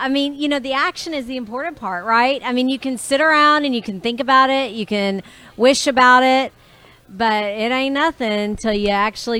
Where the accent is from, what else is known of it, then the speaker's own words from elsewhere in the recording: Belton, Texas, United States; So I'm from Belton, Texas.